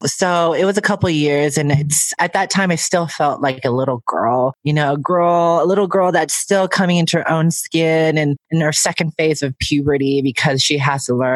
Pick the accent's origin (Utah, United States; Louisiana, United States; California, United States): California, United States; San Francisco; I'm born and raised in San Francisco